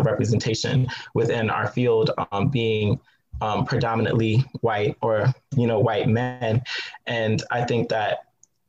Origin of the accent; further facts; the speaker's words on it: Southwest Virginia, United States; I grew up in Southwest Virginia in a predominantly white town.